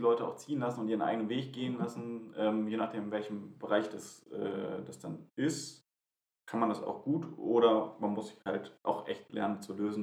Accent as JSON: {"language": "German", "town": "Wuppertal", "region": "North Rhine-Westphalia", "country": "Germany", "tie": "born or raised there", "said": "in meiner Gemeinde in, in Wuppertal, äh, also in meiner Heimat"}